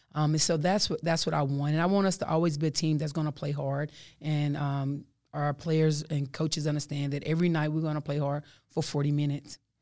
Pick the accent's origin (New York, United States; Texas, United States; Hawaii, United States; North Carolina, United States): Texas, United States; I'm from Texas